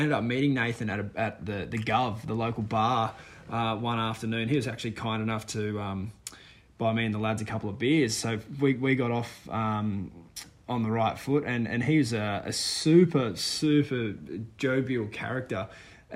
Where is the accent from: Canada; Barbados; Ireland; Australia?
Australia; as an Aussie